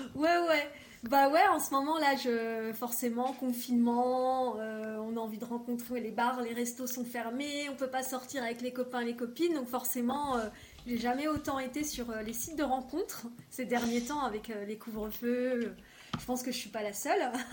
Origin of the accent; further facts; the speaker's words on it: Bordeaux, Nouvelle-Aquitaine, France; moved away; à la base, je suis de Bordeaux